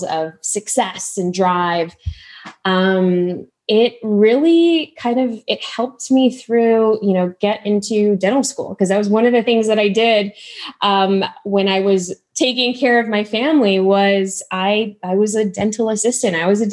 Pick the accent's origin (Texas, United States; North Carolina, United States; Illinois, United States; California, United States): Illinois, United States; Chicago; born and raised in Chicago, I know you're Midwest too, to immigrant parents